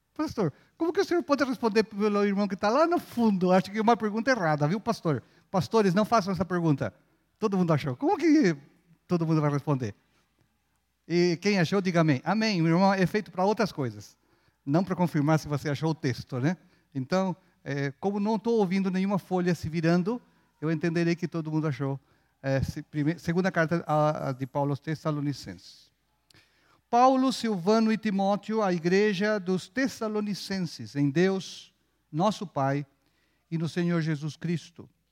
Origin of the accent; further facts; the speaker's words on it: Chile; now in Brazil; Eu sou chileno, mas aprendi a ser folgado aqui no Brasil